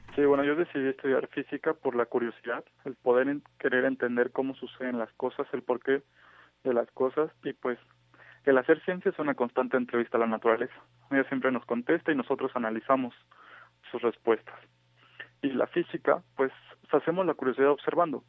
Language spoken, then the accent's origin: Spanish; Mexico